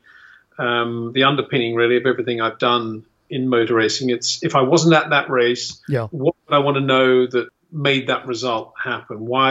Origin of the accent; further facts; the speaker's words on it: Australia; moved away as an adult; now in England; I was raised in Australia at the local racetrack